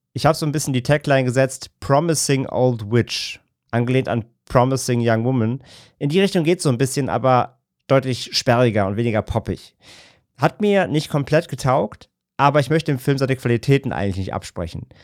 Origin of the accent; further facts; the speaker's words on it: Germany; als Deutsche